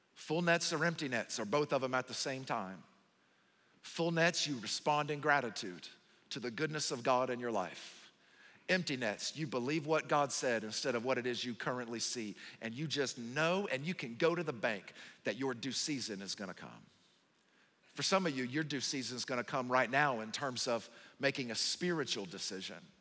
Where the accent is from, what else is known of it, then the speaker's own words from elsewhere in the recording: the South, United States; moved away; I'm from the South